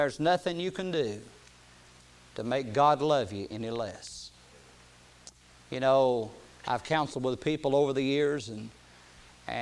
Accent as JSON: {"language": "English", "country": "United States", "tie": "born or raised there", "said": "I was born in America and why I was born in a part of America where I could hear the gospel"}